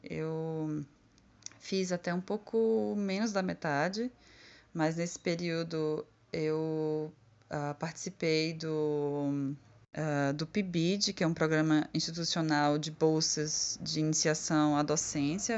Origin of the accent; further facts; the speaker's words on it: Conceição do Coité, Bahia, Brazil; Conceição do Coité, que é a minha cidade natal.